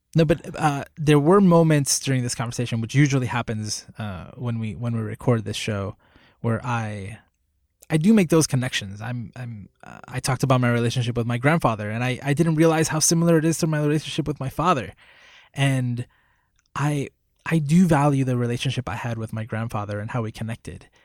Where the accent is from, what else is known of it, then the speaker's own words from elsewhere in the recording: Puerto Rico; I was born in Puerto Rico. I was raised in Puerto Rico.